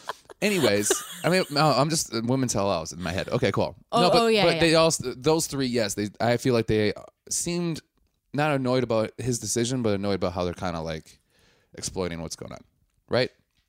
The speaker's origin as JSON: {"language": "English", "region": "Wisconsin", "country": "United States", "said": "I'm from Wisconsin."}